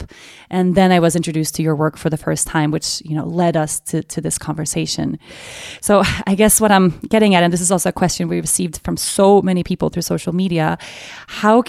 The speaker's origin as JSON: {"language": "English", "town": "Stockholm", "region": "Stockholm County", "country": "Sweden", "tie": "born or raised there", "said": "born and raised in Sweden"}